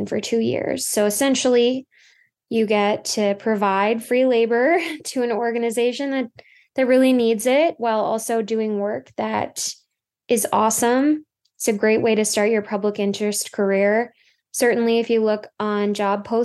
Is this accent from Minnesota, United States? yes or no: yes; Minnesota, United States; I'm from Minnesota, so I knew I wanted to work back at home